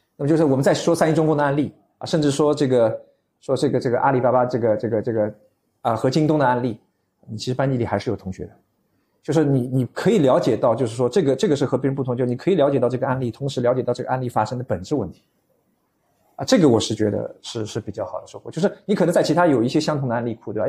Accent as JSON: {"language": "Chinese", "region": "Shanghai", "country": "China", "tie": "born or raised there", "said": "我是上海人，啊，我土生土长上海人"}